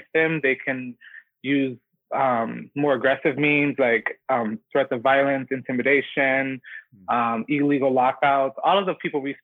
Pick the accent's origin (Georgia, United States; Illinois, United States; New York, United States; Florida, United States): Illinois, United States; Chicago; I'm from the Northwest side, like Humboldt Park, Logan Square. And I'm Puerto Rican